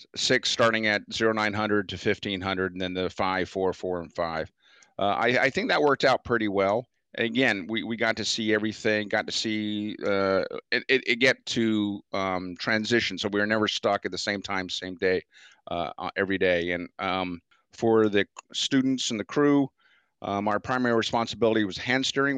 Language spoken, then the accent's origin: English; United States; I'm from Chesapeake Bay. Yeah, we have crab traps and so forth